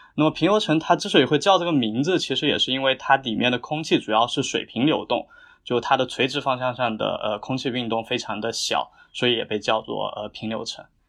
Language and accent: Chinese; Jiangxi, China; moved away as an adult; 我是南方人，就我家在江西，就是我们家那边是一个小县城